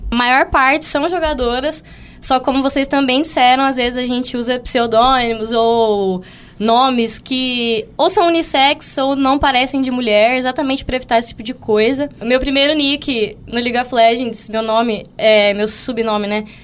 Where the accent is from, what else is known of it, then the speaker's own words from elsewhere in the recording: São Paulo, Brazil; now in Mato Grosso do Sul, Brazil; É, aqui, eu sou do estado de São Paulo, né?